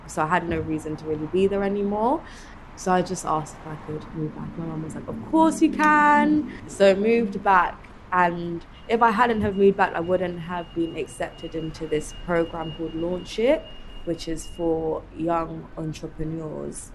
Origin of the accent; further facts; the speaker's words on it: London, United Kingdom; also born or lived in Wood Green; I would say I grew up in Edmonton. I was actually born and raised for like eight years in Wood Green.